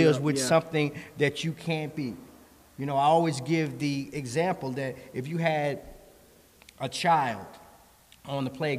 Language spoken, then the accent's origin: English; New York City, New York, United States; I grew up in the Bronx